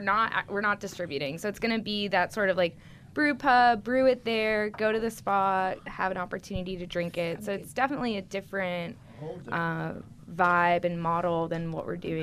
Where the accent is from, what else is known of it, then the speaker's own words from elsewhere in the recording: Massachusetts, United States; now in New Orleans, United States; i'm personally from Massachusetts. I'm the only one I think sitting at this table that's not from the South or New Orleans.